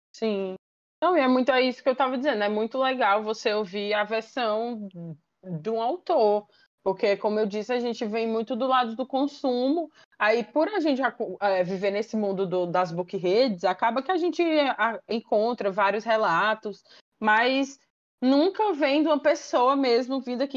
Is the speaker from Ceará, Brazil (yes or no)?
yes; Fortaleza, Ceará, Brazil; sou de Fortaleza, então eu torço aqui pro Fortaleza maior do estado